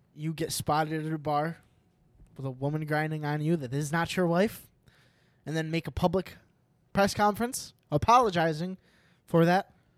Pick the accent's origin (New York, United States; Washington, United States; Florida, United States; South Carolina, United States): New York, United States; I'm from New York